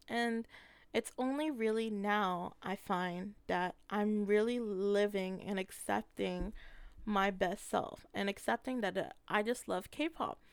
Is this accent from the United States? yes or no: no; Canada; as a Filipino Canadian